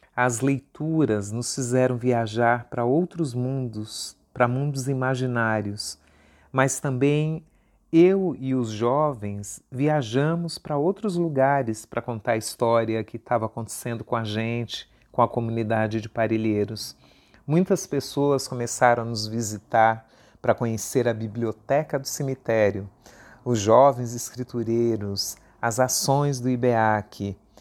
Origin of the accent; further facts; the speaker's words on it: São Paulo, Brazil; USP Leste, a região de onde eu vim